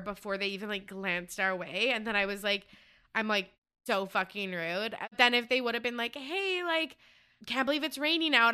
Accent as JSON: {"language": "English", "country": "Canada", "said": "I am from Canada"}